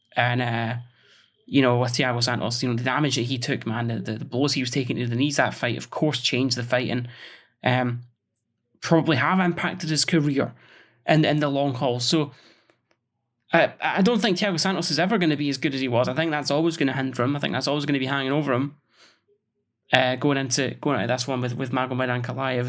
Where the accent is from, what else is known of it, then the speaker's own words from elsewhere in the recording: Scotland, United Kingdom; as a Scotsman